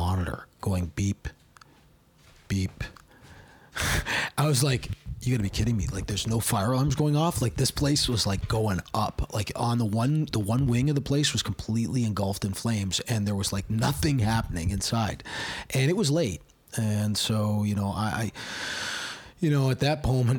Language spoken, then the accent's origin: English; Hamilton, Ontario, Canada; she's from my hometown